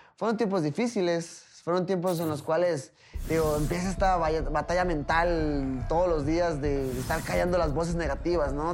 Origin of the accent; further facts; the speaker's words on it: Tijuana, Baja California, Mexico; soy mexicano, pero pues Tijuana no tiene alturas a nivel del mar